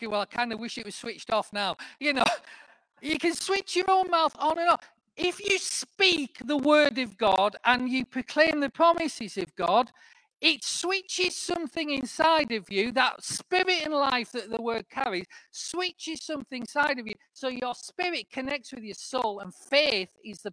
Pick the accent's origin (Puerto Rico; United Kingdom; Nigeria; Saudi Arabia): United Kingdom; the north of England; accent: northern; moved away as an adult; now in Cambridge, United Kingdom; I'm still a northerner.